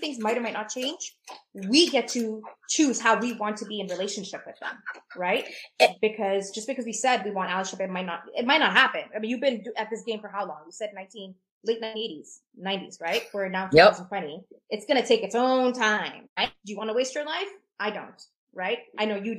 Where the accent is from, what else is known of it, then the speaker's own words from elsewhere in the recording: Pakistan; as a Pakistani, there's a Muslim culture that I map